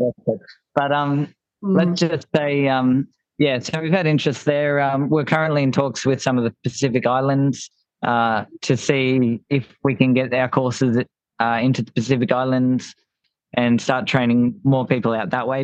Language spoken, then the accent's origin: English; Gold Coast, Queensland, Australia; we're from the Gold Coast